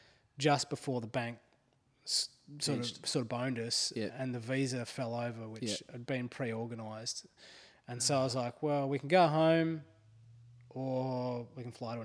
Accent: Australia; moved away; growing up in Australia, it was always drummed into me how bad racism was.

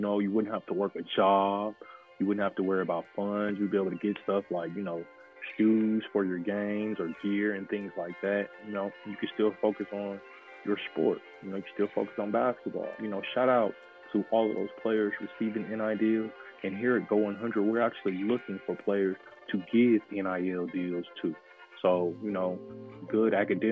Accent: Oklahoma City, Oklahoma, United States; My hometown team, the OKC Thunder

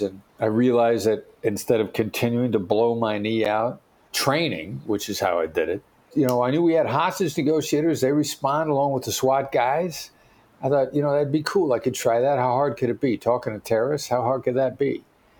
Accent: Mount Pleasant, Iowa, United States; I know my accent doesn't sound like it, but I'm a small town guy from Iowa. Son of Richard and Joyce …, Mount Pleasant, Iowa. The building I worked in New York City had more people in it than the town I grew up in.

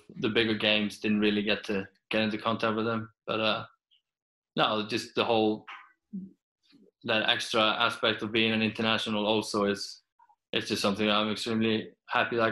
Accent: Iceland; English is a second language; moved away as an adult; also born or lived in Peterborough / Sweden / Portugal; as a football player from Iceland

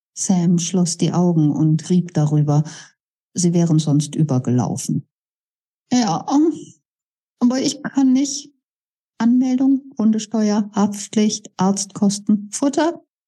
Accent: Bonn, North Rhine-Westphalia, Germany; Bad Godesberg tatsächlich meine Heimatstadt

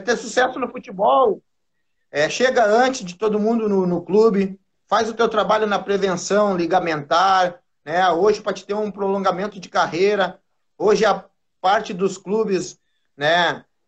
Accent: Porto Alegre, Rio Grande do Sul, Brazil; eu sou do bairro Sarandi, Zona Norte de Porto Alegre

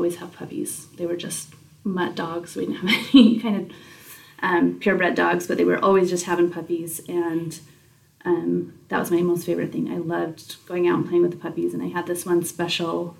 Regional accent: Utah, United States; also born or lived in American Fork, Utah / Mayfield, Utah / Mount Pleasant, Utah; we moved from American Fork and we moved actually to Mayfield, Utah, which is down south. And so we did that in my middle school years

